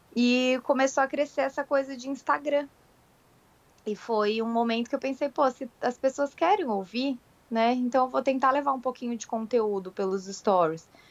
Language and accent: Portuguese; Florianópolis, Santa Catarina, Brazil; Eu sou de Florianópolis.